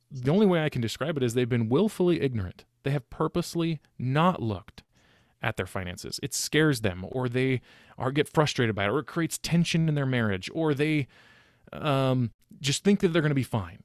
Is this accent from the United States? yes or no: yes; Sacramento, California, United States; also born or lived in Utah; I was born and raised in Sacramento.